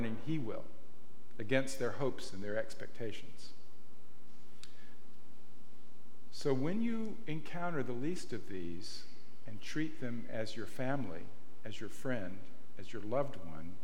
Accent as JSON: {"language": "English", "region": "the American South", "country": "United States", "moved": "yes", "lives_now": "Marin, United States", "said": "I'm from the American South"}